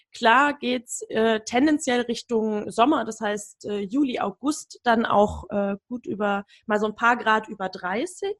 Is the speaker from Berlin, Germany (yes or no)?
yes; Berlin, Germany; mir als Berlinerin